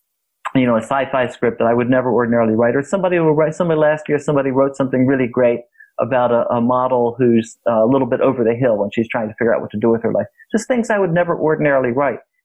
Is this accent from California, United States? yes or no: no; Cincinnati, Ohio, United States; moved away; also born or lived in Saratoga Springs / Los Angeles; I grew up in Cincinnati